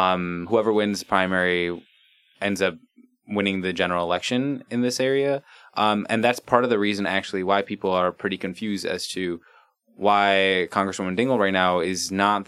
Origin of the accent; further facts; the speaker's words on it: Ann Arbor, Michigan, United States; I grew up in Ann Arbor